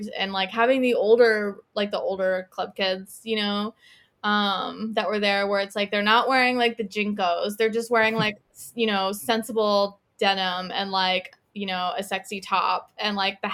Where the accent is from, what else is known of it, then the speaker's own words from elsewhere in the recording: United States; moved away as an adult; now in Glasgow, United Kingdom; I'm not an American anymore